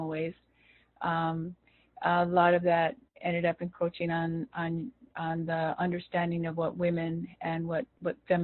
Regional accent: Los Angeles, California, United States; as we grew up there

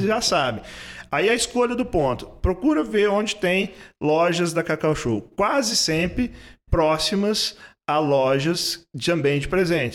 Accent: Belo Horizonte, Minas Gerais, Brazil; also born or lived in Três Pontas / Ireland; now in Ouro Branco, Brazil; sou do sul de Minas, eu sou nascido em Três Pontas, ah. né, mas morei a, a, praticamente a minha vida quase toda em Belo Horizonte

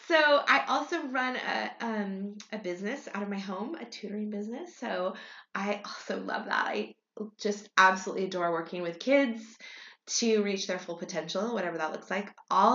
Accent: Hong Kong; born there; one interesting thing about me that most people don't know is that I was born in Hong Kong. So I was born in 1970.

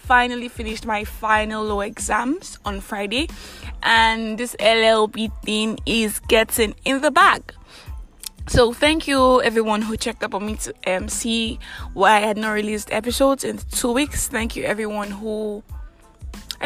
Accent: Nigeria; I'm that Nigerian Christian Talkaholic

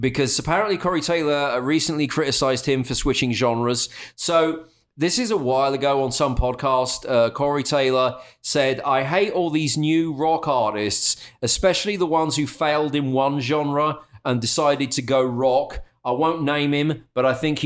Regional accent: United Kingdom; moved away as an adult; now in Dallas, United States; I'm British

